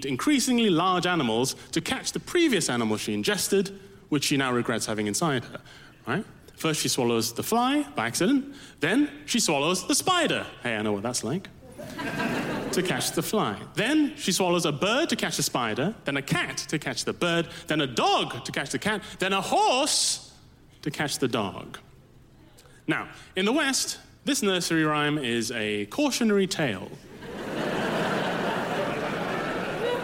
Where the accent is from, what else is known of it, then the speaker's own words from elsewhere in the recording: Malaysia; As a kid in Malaysia, growing up in Malaysia